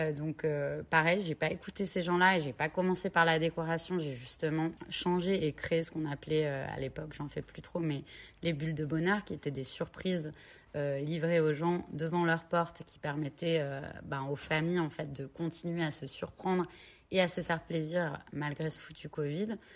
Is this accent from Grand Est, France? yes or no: no; Cherbourg, Normandy, France; moved away as an adult; je suis originaire de Cherbourg.